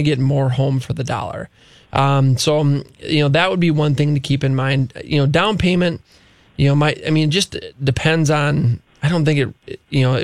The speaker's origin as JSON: {"language": "English", "town": "Luverne", "region": "Minnesota", "country": "United States", "tie": "born or raised there", "said": "We grew up in a small town in southwest Minnesota"}